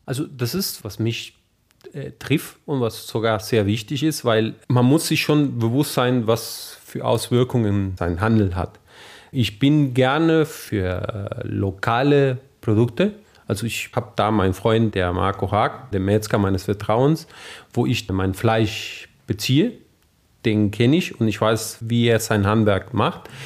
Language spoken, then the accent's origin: German; northern Argentina, Argentina; German is a second language; moved away as an adult; also born or lived in Saarland, Germany; now in Trier, Germany; ich aus dem Norden Argentiniens komme